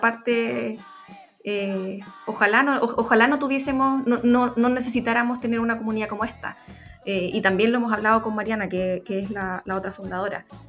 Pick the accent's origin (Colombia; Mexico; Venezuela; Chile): Chile; nuestra relación como mujeres chilenas